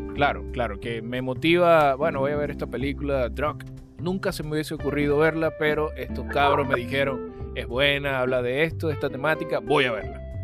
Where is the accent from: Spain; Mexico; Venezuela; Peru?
Venezuela; now in Chile; en mi país